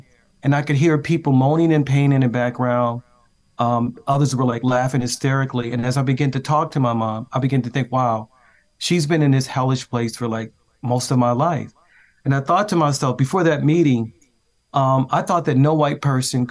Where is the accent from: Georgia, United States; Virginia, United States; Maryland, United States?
Maryland, United States; Baltimore; I grew up in West Baltimore